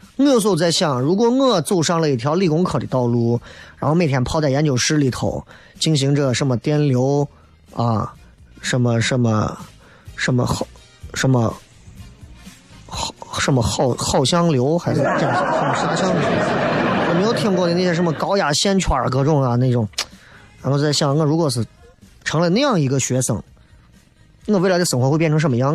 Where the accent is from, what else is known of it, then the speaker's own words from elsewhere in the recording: Xi'an, Shaanxi, China; 我西安人都得关注西安的球队